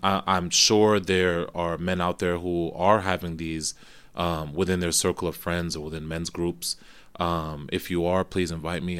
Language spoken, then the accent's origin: English; New Jersey, United States; moved away as an adult; also born or lived in Florida / Kenya (ancestry); now in New York, United States; Grew up in Jersey, went down to college in Florida